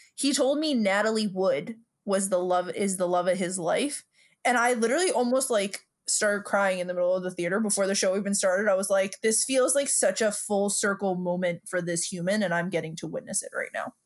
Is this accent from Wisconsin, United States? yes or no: no; New York City, New York, United States; we're two broads from Brooklyn